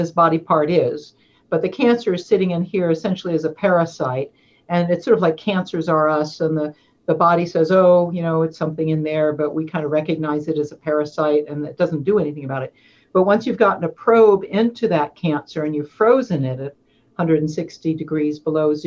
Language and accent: English; East Coast, United States; moved away as an adult; now in Oregon, United States; I'm from East Coast. I've been here 17 years now